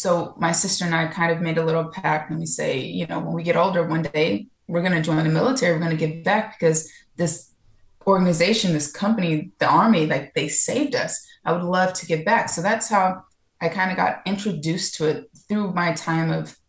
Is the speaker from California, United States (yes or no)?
yes; California, United States; also born or lived in Florida / Georgia; now in Miami, United States; No, I'm originally from California. I lived all over the place because of the military. And before, I lived in Florida. I lived in Georgia for about almost 12 years.